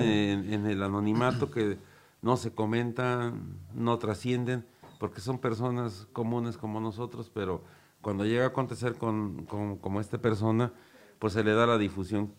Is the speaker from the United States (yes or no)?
no; Cuautla, Morelos, Mexico; los que somos aquí de Cocla